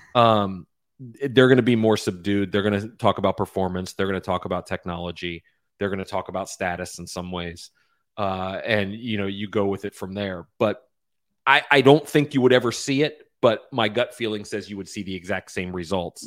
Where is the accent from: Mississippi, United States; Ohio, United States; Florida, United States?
Florida, United States; I grew up playing golf in Florida